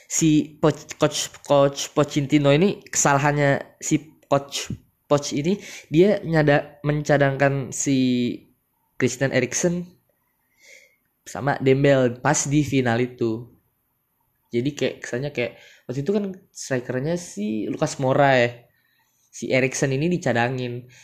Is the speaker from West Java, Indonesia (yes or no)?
yes; Bekasi, West Java, Indonesia; yang paling gue tungguin tuh Persipasi ya gue kan orang Bekasi ya